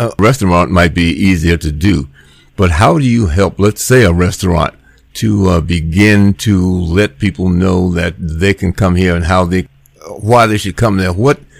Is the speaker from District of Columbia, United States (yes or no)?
yes; Washington, District of Columbia, United States; moved away as an adult; now in Nashville, United States; I'm from the Washington, D.C. area. But when I came down to Nashville